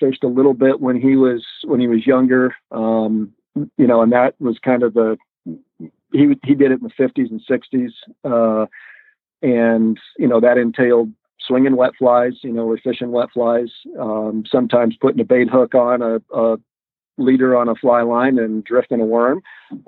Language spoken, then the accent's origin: English; Boulder, Colorado, United States; I grew up in Boulder, Colorado, on the Front Range of Colorado